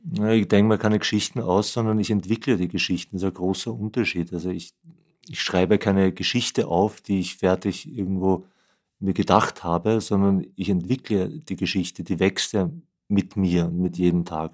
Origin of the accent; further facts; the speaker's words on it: Vienna, Austria; ich bin Wiener bin in Wien geboren und aufgewachsen